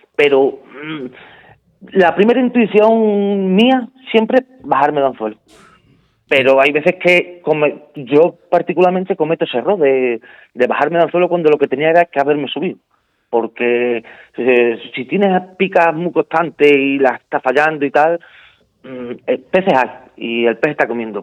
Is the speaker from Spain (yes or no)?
yes; Spain; haber sido el primer español en conseguir la medalla de oro